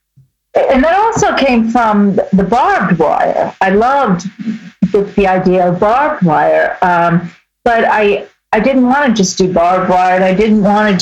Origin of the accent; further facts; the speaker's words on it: New York City, New York, United States; I grew up in Brooklyn